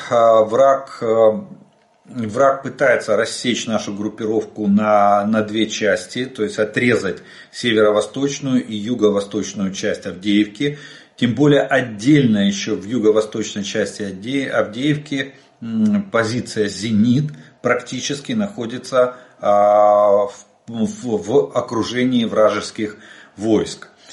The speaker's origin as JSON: {"language": "Russian", "country": "Ukraine", "said": "мы из Украины"}